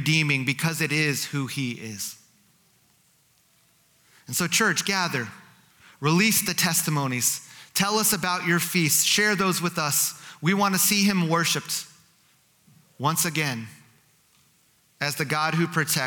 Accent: New Jersey, United States; Growing up in New Jersey, outside of New York City, I grew up in a community that was 40% Jewish

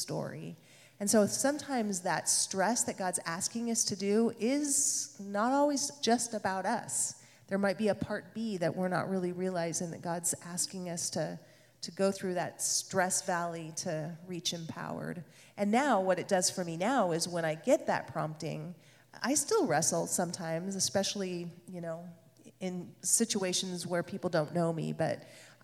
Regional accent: Hood River, Oregon, United States; also born or lived in San Francisco; living in Hood River, my hometown

